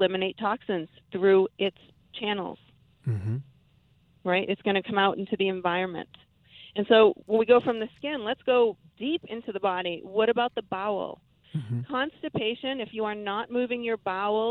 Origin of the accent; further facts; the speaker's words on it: New England, United States; I grew up in New England